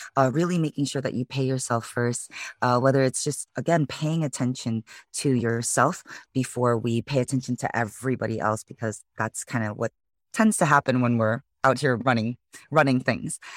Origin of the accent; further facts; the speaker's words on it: Chicago, Illinois, United States; moved away as an adult; now in San Francisco, United States; originally born and raised in Chicago, Illinois, so I'm a Midwest girl